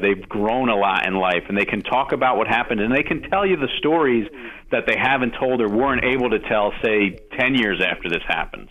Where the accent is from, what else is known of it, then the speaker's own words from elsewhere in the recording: New Jersey, United States; I'm a guy from Jersey. I was nine years old, turned ten during the '86 season